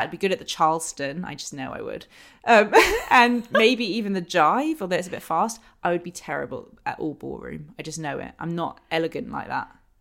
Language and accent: English; London, United Kingdom; Growing up in London